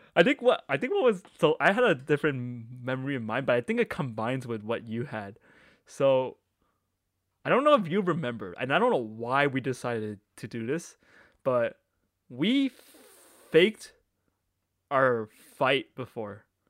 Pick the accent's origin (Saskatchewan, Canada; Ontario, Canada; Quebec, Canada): Ontario, Canada; Markham; I grew up in Markham.